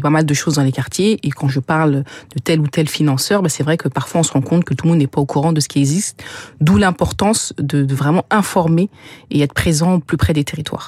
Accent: Sevran, Île-de-France, France; j'ai grandi à Sevran

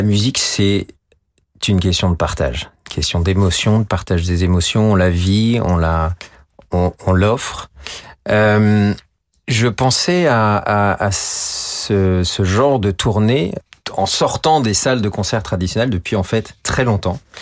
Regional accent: Chambéry, Auvergne-Rhône-Alpes, France; dans ma ville natale

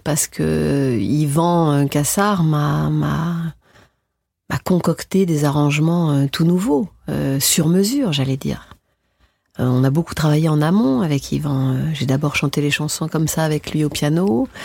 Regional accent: France; en tant que française

